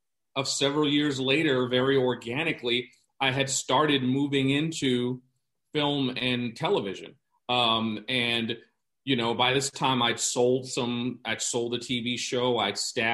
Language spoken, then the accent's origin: English; New York, United States; I'm from New York and grew up going to theater